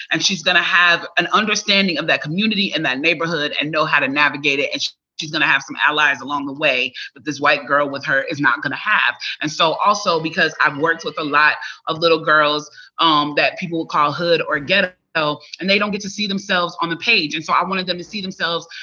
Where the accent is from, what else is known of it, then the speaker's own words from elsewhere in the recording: Chicago, Illinois, United States; moved away as an adult; now in Atlanta, United States; as a child, I grew up in Chicago